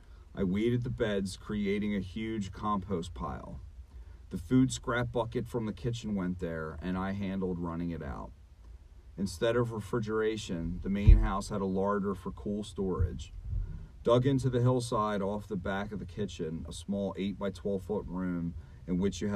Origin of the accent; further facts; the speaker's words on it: Philadelphia, Pennsylvania, United States; accent: Philly; During a robust conversation one morning at breakfast, Dakota attempted a mimic at my Philly accent.